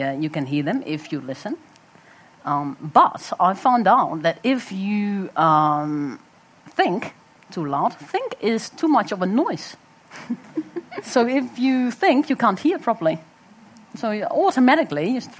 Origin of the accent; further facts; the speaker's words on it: Netherlands; moved away as an adult; now in New Zealand; I was also growing up in Holland